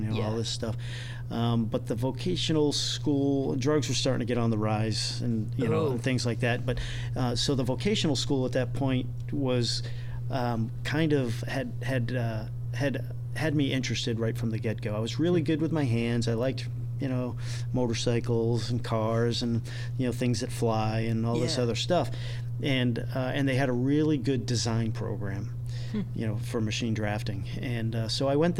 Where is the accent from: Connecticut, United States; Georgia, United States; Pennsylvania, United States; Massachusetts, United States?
Massachusetts, United States; Randolph; moved away as an adult; also born or lived in Attleboro, Massachusetts / Bangor, Maine; I was pretty much Massachusetts. I was born in Attleboro, Massachusetts